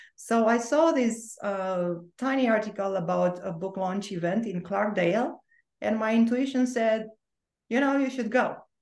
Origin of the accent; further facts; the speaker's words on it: Bucharest, Romania; English is a second language; also born or lived in Orange County, California; now in Sedona, United States; you can hear my accent and i have an accent because i was actually born and raised in romania so that part of my life was happening in romania in bucharest